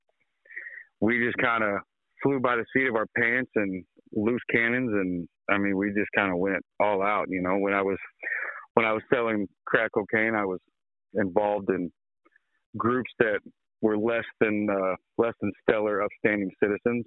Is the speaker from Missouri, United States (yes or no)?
yes; Sedalia, Missouri, United States; I was born and raised in Sedalia, the good old Midwestern Missouri